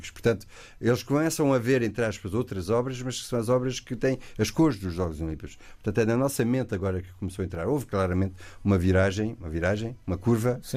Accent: Castelo Branco, Centro, Portugal; also born or lived in Proença Nova; now in Paris, France; eu sou de Castelo Branco e Proença Nova.

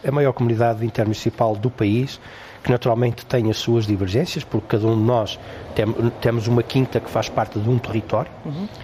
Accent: Cinfães, Norte, Portugal; a capela da minha terra natal

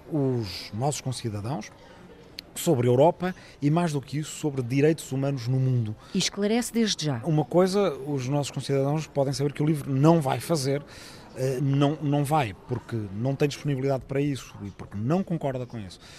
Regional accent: Lisbon, Portugal; also born or lived in Ribatejo; eh, nasci em 1972 em Lisboa, passei uma parte da minha infância numa pequena aldeia no Ribatejo, que é de onde vem toda a minha família

